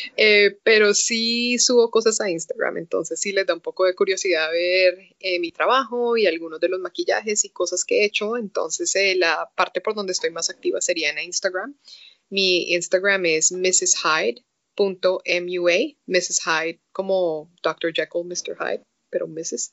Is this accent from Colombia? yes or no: yes; Colombia; moved away; fui por primera vez invitada a una convención en Colombia. Chistoso que me invitaron a una convención de donde soy